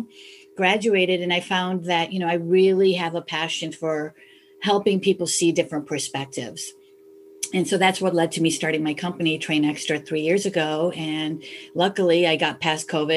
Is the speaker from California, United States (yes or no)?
no; Chicago, Illinois, United States; I was born and raised in Chicago